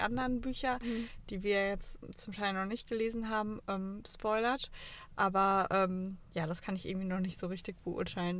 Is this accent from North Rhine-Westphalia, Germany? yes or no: yes; Cologne, North Rhine-Westphalia, Germany; Wir kommen ja aus Köln